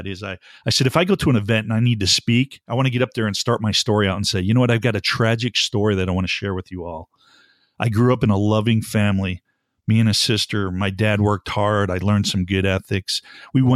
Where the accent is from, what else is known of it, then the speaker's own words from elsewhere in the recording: Buffalo, New York, United States; I grew up in Buffalo, New York